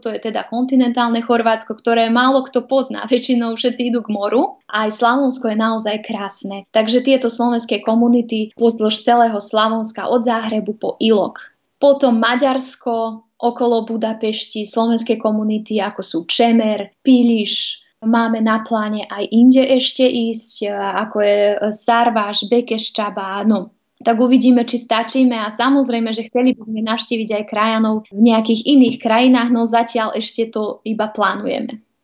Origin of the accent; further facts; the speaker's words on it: Vojvodina, Serbia; moved away as an adult; now in Slovakia; Vojvodinu poznám, je to moje rodisko